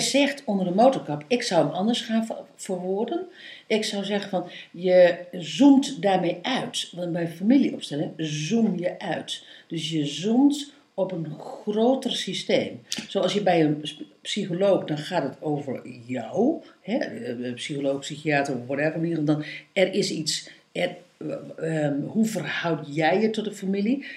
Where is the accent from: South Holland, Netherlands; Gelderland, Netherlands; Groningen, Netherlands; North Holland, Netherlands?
Groningen, Netherlands; East; ik ben in Oost-Groningen ben ik opgevoed